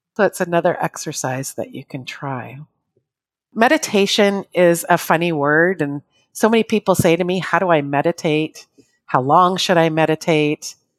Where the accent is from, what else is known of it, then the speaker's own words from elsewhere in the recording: Canada; I'm Canadian